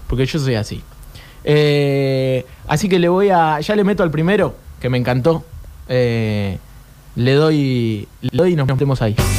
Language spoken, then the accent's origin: Spanish; Argentina